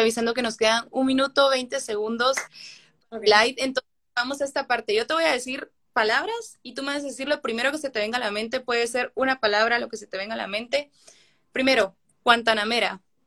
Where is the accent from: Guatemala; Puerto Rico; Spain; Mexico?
Guatemala; me duele haber nacido en Guatemala